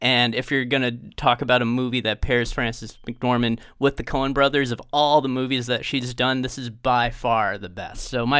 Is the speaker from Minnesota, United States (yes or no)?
yes; St. Paul, Minnesota, United States; as a Minnesotan and as someone who grew up in St. Paul